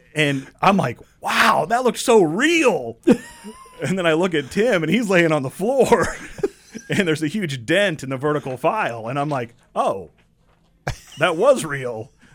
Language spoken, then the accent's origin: English; Champaign, Illinois, United States; also born or lived in Bloomington, Illinois; I grew up here in Champaign, Urbana, went to Central High School